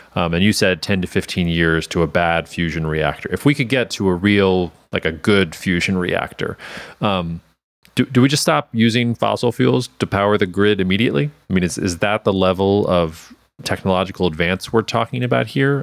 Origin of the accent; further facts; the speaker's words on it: Georgia, United States; my home state of Georgia